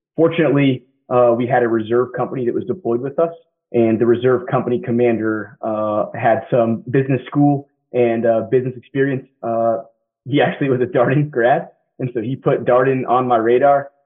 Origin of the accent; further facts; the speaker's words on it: Derby, Kansas, United States; moved away as an adult; also born or lived in Massachusetts / Wilmington, North Carolina; I grew up outside Wichita, Kansas small little town called Derby, about 30,000 folks or so